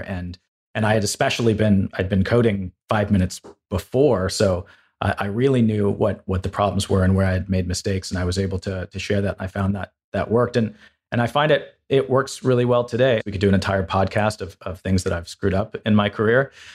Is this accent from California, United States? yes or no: yes; Los Angeles, California, United States; moved away as an adult; also born or lived in Woodstock, Vermont; I grew up in Los Angeles